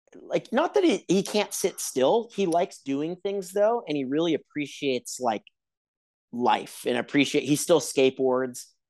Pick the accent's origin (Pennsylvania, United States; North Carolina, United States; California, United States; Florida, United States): California, United States; Huntington Beach; I grew up in Huntington Beach